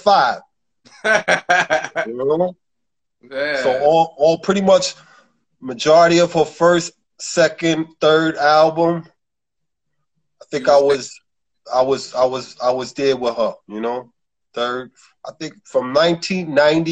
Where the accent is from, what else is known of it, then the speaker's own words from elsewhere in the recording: New York City, New York, United States; I'm from Brooklyn, New York, the borough